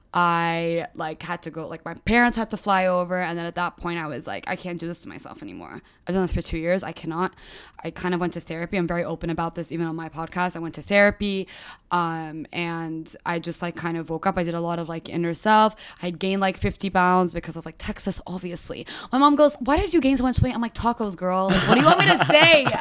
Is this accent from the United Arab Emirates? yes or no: yes; Dubai, United Arab Emirates; also born or lived in United States / Lebanon; I uh, grew up in Dubai